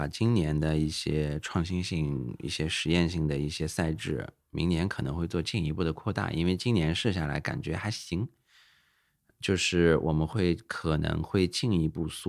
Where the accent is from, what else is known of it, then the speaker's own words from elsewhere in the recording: China; 我们中国人对于食材的多样性是非常，对吧？在全世界都是排得上号的。